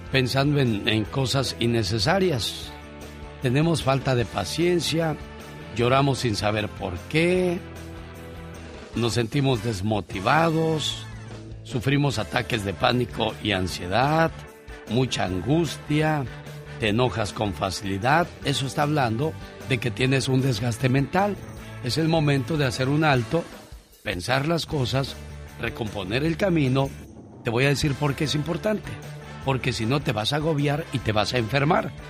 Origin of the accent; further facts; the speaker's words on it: Colima, Mexico; Un día salí de Colima, pero Colima nunca salió de mí.